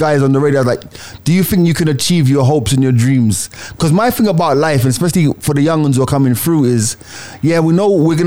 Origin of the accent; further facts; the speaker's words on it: Jamaica; I enjoy being Jamaican